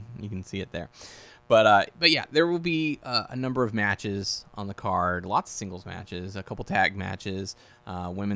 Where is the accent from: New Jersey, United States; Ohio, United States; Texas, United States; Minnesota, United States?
Texas, United States; Houston; I'm from the Houston area